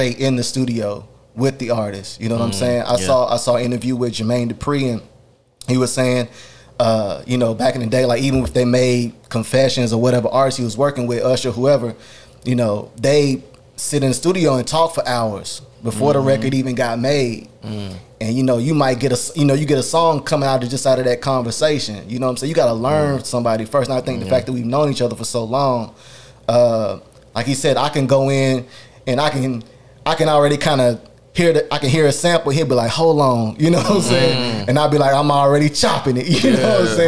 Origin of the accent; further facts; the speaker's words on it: the South, United States; I'm from the South